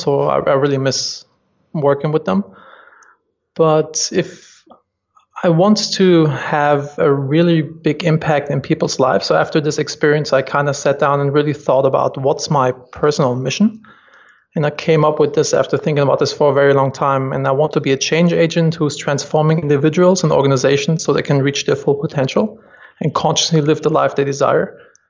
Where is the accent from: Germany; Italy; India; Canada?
Germany; moved away as an adult; now in United States; I'm originally from Germany, and my big dream was always to move to the US and start a company there.